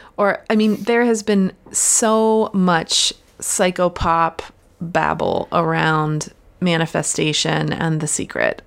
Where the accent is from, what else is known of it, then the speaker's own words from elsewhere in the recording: Pennsylvania, United States; now in West Coast, United States; I grew up in Pennsylvania and grew up in the woods